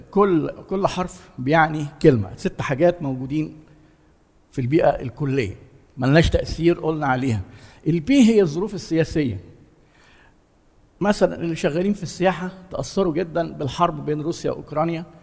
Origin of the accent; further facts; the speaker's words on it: Egypt; احنا مثلا عندنا في مصر آه، التضخم اللي حاصل خلى قدره الناس الشرائيه تقل